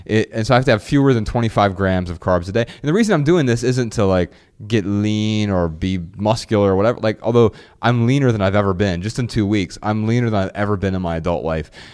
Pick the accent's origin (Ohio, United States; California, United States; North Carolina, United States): Ohio, United States; Dayton; moved away as an adult; I am from Dayton, Ohio.